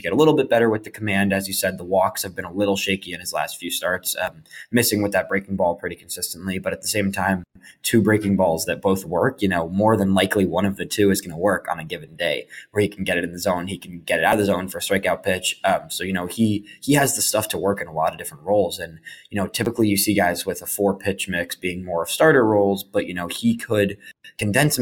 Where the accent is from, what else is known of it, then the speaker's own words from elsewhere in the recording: Oak Park, Illinois, United States; Oak Park, Illinois, my hometown